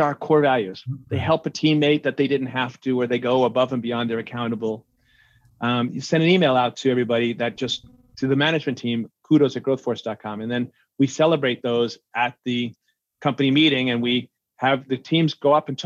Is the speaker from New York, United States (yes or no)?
yes; New York, United States; I'm a New Yorker from an Irish Catholic family